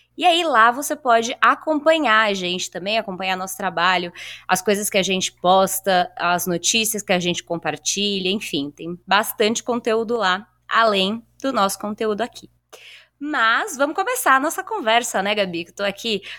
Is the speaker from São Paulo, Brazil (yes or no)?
yes; São Paulo, Brazil; a gente é daqui de São Paulo